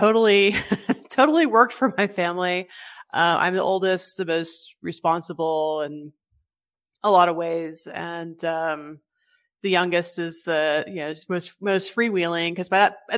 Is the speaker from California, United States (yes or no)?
yes; California, United States; moved away; I grew up in California, so I didn't really realize how different they were until I moved.